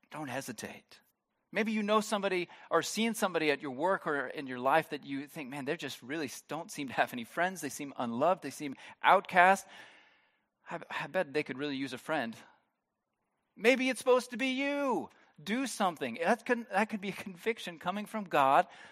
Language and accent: English; United States; moved away as an adult; now in Germany; I'm not originally from Germany. If you are new here, you are, might be surprised by that, by my, no, it's obvious. I'm from, I'm from the States